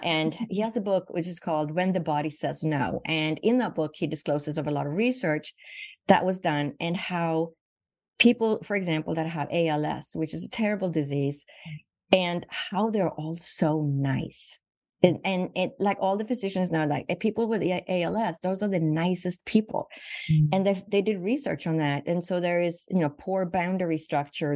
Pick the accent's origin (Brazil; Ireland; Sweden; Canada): Sweden; moved away as an adult; now in Phoenix, United States; So I was born and raised in Sweden, and I moved to the United States when I was 21.